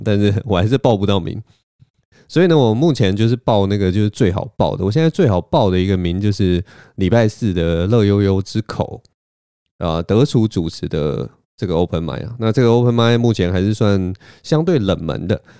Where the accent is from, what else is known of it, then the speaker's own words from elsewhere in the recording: Taiwan; 只有我一个台湾人